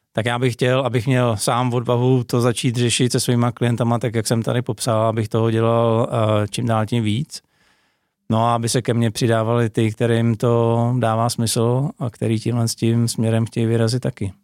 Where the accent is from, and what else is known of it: Czechia